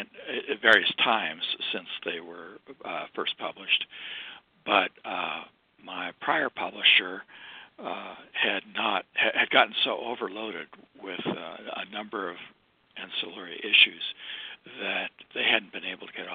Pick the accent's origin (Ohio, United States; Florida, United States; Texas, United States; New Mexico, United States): New Mexico, United States; Alamogordo; also born or lived in Boulder, Colorado; we moved to Alamogordo, a town of about 20,000